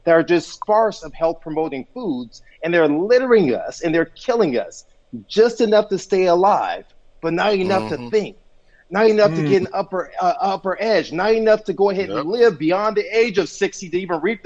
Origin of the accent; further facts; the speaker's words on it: Compton, California, United States; I grew up in Compton, California.